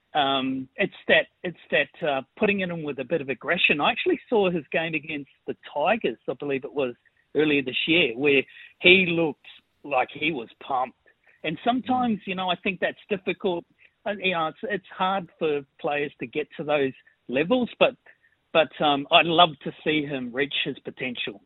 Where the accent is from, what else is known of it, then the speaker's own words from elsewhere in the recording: New Zealand; now in North Parramatta, Australia; I'm a Kiwi.